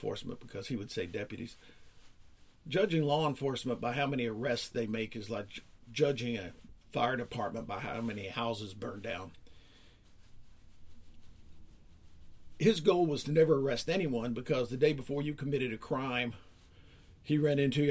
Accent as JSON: {"language": "English", "region": "Kentucky", "country": "United States", "said": "I'm from Kentucky"}